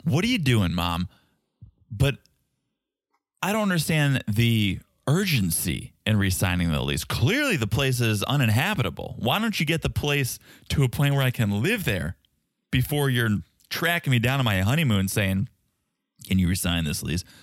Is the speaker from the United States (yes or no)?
yes; Boston, Massachusetts, United States; accent: Boston; my Boston accent